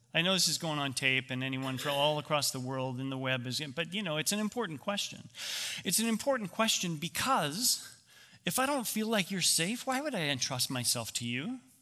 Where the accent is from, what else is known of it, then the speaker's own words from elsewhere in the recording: Canada; I grew up in Canada